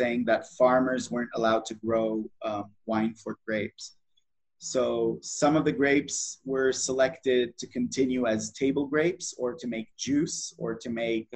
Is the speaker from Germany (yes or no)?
no; Israel; also born or lived in Southern California, United States / Napa, California; I grew up both in Israel and in the United States. In my childhood, I lived with my family in Southern California. My dad moved us there for a job, and we lived there for 7 years, and then came back as a child to Israel